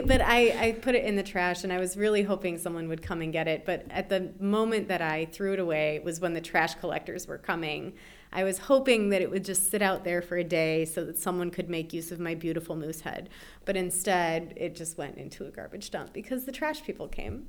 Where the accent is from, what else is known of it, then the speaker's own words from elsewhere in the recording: Chicago, Illinois, United States; also born or lived in St. Paul, Minnesota; Born in St. Paul, Minnesota, in the Twin Cities. And I lived there for two years, and then my parents moved to Chicago